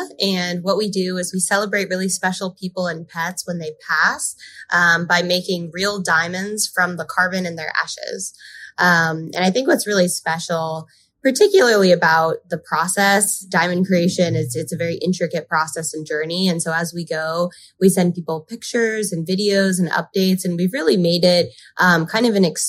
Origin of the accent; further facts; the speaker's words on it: California, United States; also born or lived in Park City, Utah / Spain / Montreal / Argentina; I was born in Park City, Utah, but then predominantly grew up in California. In high school, I've done 2 foreign exchanges. Like I did a full year of high school in Spain. I did most of my college in Montreal and then 1 year in Argentina.